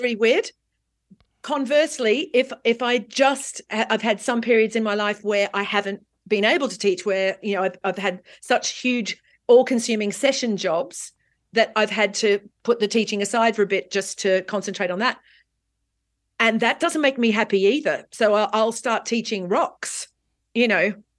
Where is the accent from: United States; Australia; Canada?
Australia; also born or lived in London, United Kingdom; now in Marbella, Spain; as an Australian who grew up in the sunshine and beach culture